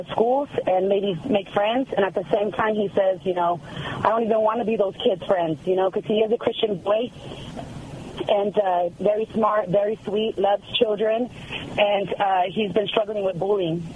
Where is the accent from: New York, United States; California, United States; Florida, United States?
California, United States; moved away as an adult; now in Hondo, United States; I'm from California originally, and we moved out here 3 years ago